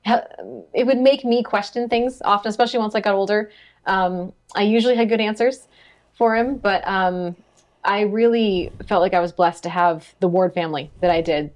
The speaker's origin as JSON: {"language": "English", "town": "Sunnyvale", "region": "California", "country": "United States", "tie": "born or raised there", "moved": "yes", "said": "I grew up in Sunnyvale, California"}